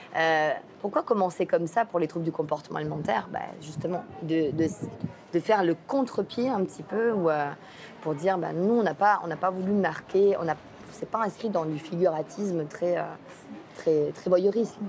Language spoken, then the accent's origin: French; Provence-Alpes-Côte d'Azur, France; moved away; je viens pas du lac Saint-Jean, je viens de France, je viens de la Côte d'Azur